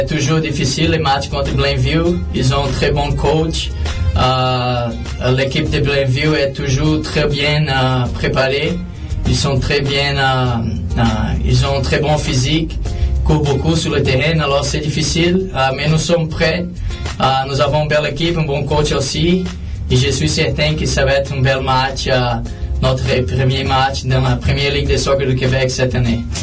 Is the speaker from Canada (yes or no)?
no; Brazil; moved away as an adult; je suis venu du Brésil en 2004. Je suis allé aux États-Unis pour jouer au soccer universitaire.